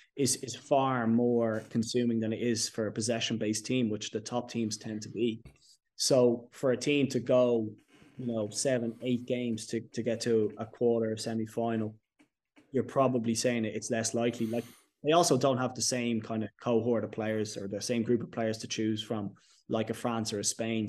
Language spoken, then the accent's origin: English; Ireland; us as Irish people